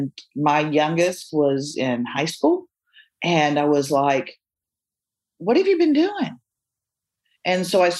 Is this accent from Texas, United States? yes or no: yes; Austin, Texas, United States; I grew up in Austin in the 70s